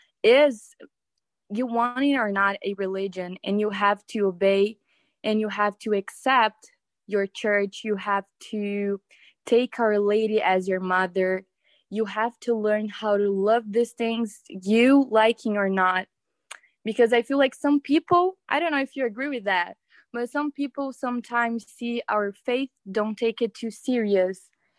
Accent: Brazil; moved away; I moved out from a different country. Like, I was from Brazil. I moved cities

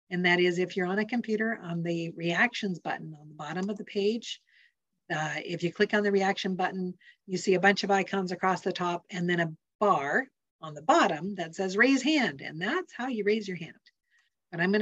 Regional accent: Montana, United States; also born or lived in Salem, Oregon; now in Central Oregon, United States; I grew up in Montana, where a fast moving creek had slippery rocks on the bottom.

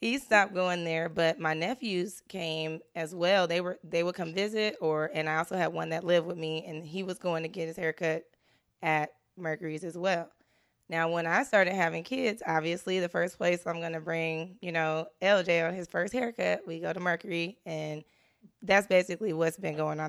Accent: Richmond, California, United States; I was from Richmond

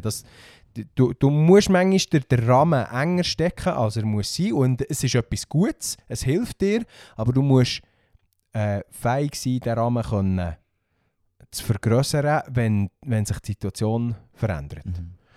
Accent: Bernese Oberland, Switzerland; bei uns im Berner Oberland

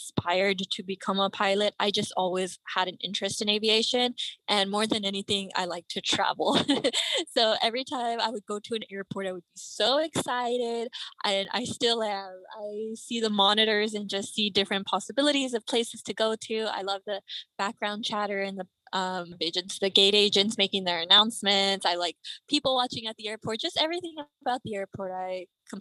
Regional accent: Dallas, Texas, United States; I am from Dallas, Texas.

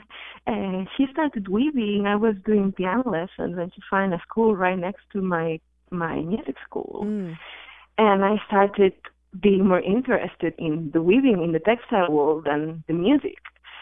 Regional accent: Barcelona, Catalonia, Spain; I'm from Spain. I'm from Barcelona.

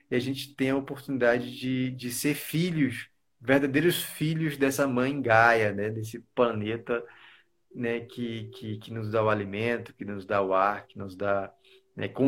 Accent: Taquaralto, Tocantins, Brazil; also born or lived in Miracema; gente se conheceu quando era infância lá em Tacoralto, no período de, de criação do estado de Tocantins. A gente veio de Miracema e foi para Tacoralto.

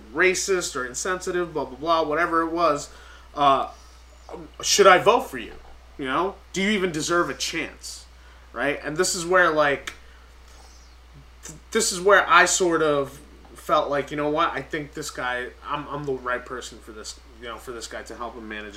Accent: New York City, New York, United States; I'm from Staten Island

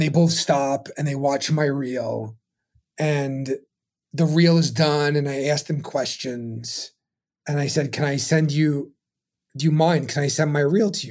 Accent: New York City, New York, United States; I was born in Brooklyn

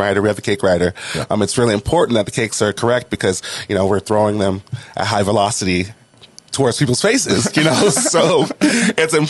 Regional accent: New Orleans, Louisiana, United States; also born or lived in Washington; now in Los Angeles, United States; I was born in New Orleans, Louisiana

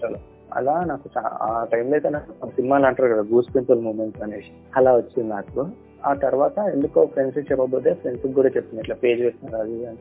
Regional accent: Hyderabad, Telangana, India; నేను పుట్టి పెరిగింది మొత్తం హైదరాబాద్ హైదరాబాద్లోనేనండి

